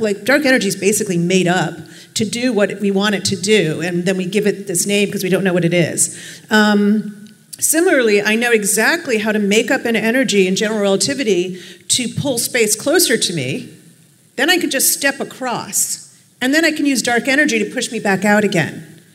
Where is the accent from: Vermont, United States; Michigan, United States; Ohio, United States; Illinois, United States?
Illinois, United States; Chicago; now in New York City, United States; I'm from Chicago